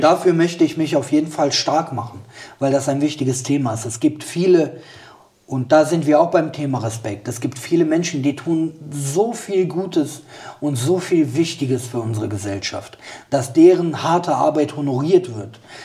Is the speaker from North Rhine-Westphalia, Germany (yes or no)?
yes; Bergisch Gladbach, North Rhine-Westphalia, Germany; meine Heimat ist Bergisch Gladbach